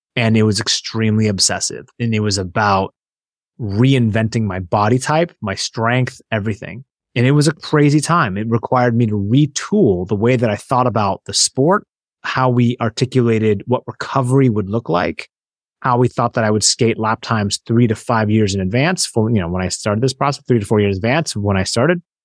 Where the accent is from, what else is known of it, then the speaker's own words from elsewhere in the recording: Seattle, Washington, United States; I grew up in Seattle